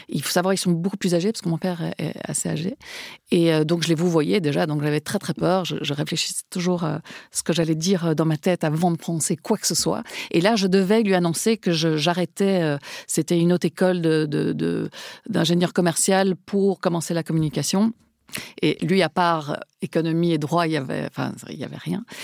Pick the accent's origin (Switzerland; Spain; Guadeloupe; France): Spain; Parce que je suis espagnole, pardon.